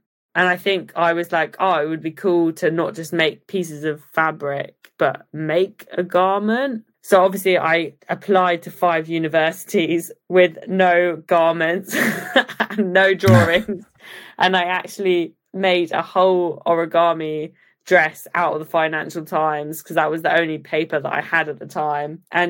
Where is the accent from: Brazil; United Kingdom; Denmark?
United Kingdom; Leicester, East Midlands; born there; also born or lived in Oakham / Japan / Italy / Dubai; So I was born in Leicester, moved to Oakham, lived in Japan for 3 years, spent some time in Italy, Dubai. And I think when my dad finally stopped being captain, we moved to Cambridge